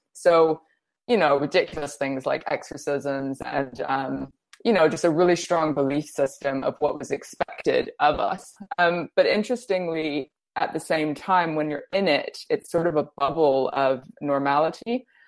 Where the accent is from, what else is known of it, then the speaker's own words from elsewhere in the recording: India; also born or lived in Brazil; I grew up in India and Brazil, and I spent time in Russia and Kenya and all over Europe.